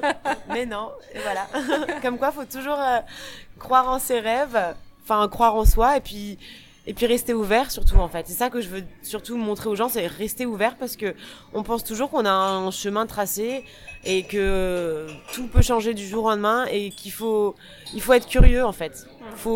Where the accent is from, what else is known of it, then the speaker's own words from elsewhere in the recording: France; accent: French; moved away as an adult; now in New York, United States; j'étais française. voilà, donc j'étais la petite française avec euh, avec mon accent